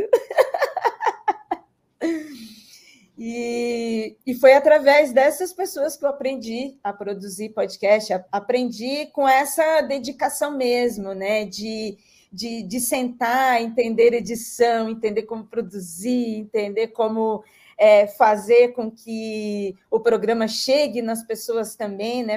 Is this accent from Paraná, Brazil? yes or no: no; Registro, São Paulo, Brazil; moved away as an adult; now in São Paulo, Brazil; eu sou registrense, sou, sou da cidade de Registro, no Vale do Ribeira. É, hoje estou em São Paulo, há 10 anos estou em São Paulo